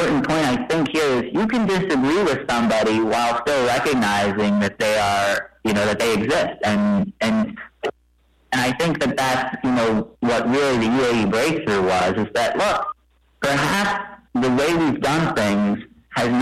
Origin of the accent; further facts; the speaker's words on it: United States; as an American